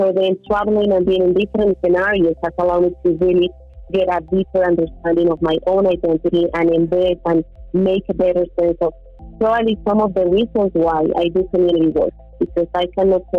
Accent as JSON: {"language": "English", "country": "Colombia", "also_born_or_lived": "United States / Mexico", "second_language": "English"}